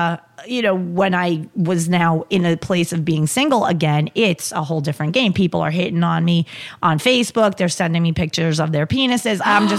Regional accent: New York, United States; And since we're from New York, we can be like the dude up the block I go watch the Yankee game with.

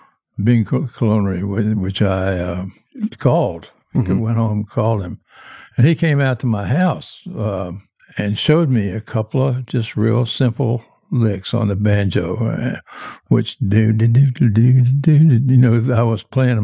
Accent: Richmond, Virginia, United States; In Richmond, I grew up in Richmond

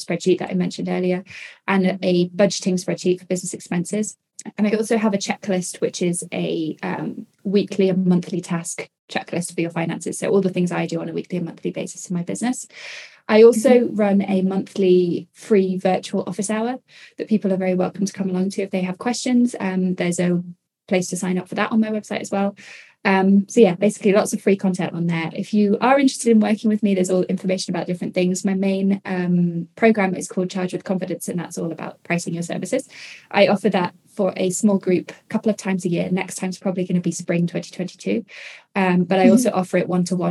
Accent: United Kingdom; I'm British

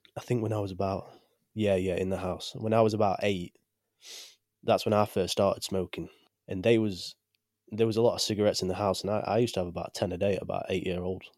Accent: Chesterfield, East Midlands, United Kingdom; I'm from the UK, from a small place called Chesterfield.

